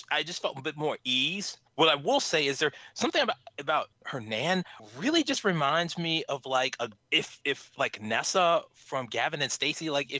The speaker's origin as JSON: {"language": "English", "town": "Charlottesville", "region": "Virginia", "country": "United States", "said": "I'm actually from Charlottesville. I'm from Charlottesville, Virginia."}